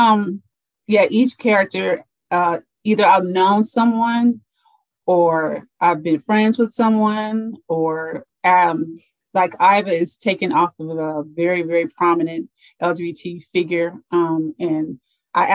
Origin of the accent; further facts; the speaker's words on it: Los Angeles, California, United States; I was raised in Los Angeles, for those who are from LA, Mid-Wilshire District. But later on, like when I was 10, my dad moved me and my sisters and my mommy over to South Central